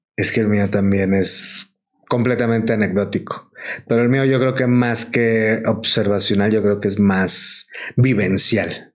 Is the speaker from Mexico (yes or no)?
yes; Mexico; los mexicanos